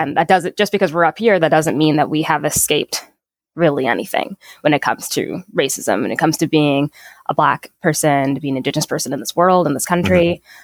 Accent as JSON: {"language": "English", "town": "Saint Paul", "region": "Minnesota", "country": "United States", "tie": "born or raised there", "said": "I grew up here in Minnesota"}